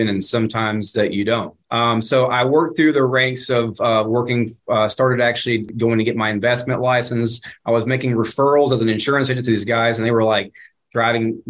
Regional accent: Dallas, Texas, United States; my hometown, small burg of, you know, 7 million people here in Dallas-Fort Worth

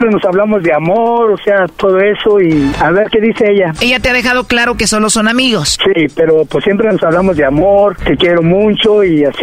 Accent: Monterrey, Nuevo León, Mexico; now in Houston, United States; soy de Monterrey, pero estoy viviendo en Houston.

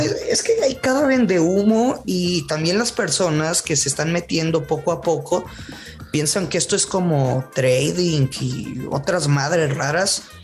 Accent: northern Mexico, Mexico; yo soy norteño

